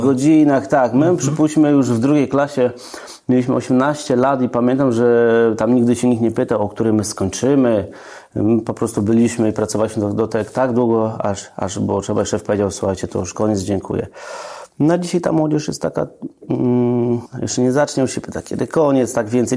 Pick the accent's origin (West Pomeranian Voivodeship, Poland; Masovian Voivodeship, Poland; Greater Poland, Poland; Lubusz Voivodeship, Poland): Greater Poland, Poland; Trzcianka; also born or lived in Piła; now in Oborniki Śląskie, Poland; Ja pochodzę z Wielkopolski, no i posta- e, z Trzcianki